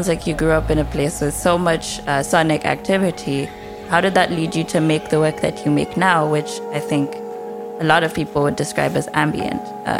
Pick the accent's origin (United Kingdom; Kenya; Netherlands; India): Kenya; now in New York, United States; because you and I grew up in Kenya, this is very normal to us at home.